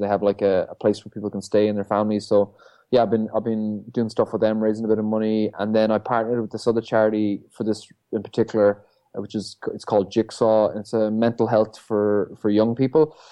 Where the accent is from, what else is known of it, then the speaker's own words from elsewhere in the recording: Ireland; coming back to my hometown, where I'm from, you know, the North Atlantic. Um, I grew up on these shores